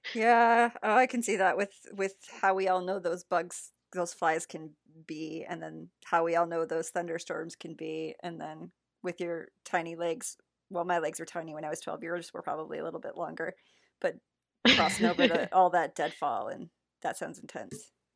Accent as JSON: {"language": "English", "region": "South Central Michigan", "country": "United States", "tie": "born or raised there", "said": "I grew up South Central"}